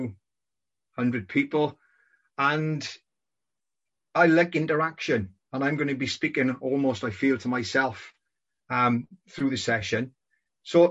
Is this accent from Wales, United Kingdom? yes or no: yes; Welsh Valleys, Wales, United Kingdom; moved away as an adult; also born or lived in Hong Kong; Growing up in the Welsh Valleys